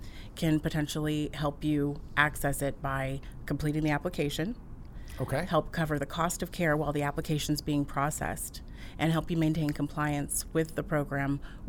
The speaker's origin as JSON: {"language": "English", "town": "Santa Cruz", "region": "California", "country": "United States", "tie": "born or raised there", "also_born_or_lived": "Las Vegas", "moved": "as an adult", "said": "So I grew up in Santa Cruz. It's a small town in Northern California. I like to call it San Diego North."}